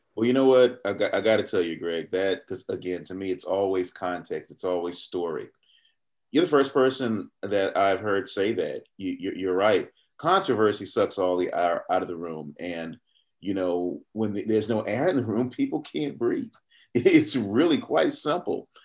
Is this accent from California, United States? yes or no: no; Atlanta, Georgia, United States; also born or lived in Fulton County, Georgia; growing up in Southwest Atlanta